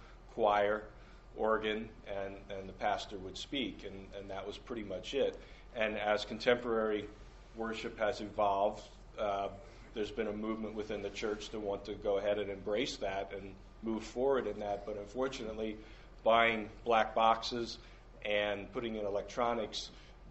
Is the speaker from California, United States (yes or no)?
no; Shrewsbury, Pennsylvania, United States; moved away as an adult; also born or lived in Minneapolis; I grew up in the Shrewsbury area, Southern York County